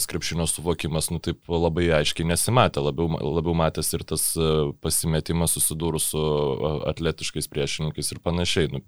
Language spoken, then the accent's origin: Lithuanian; Lithuania; mes lietuviai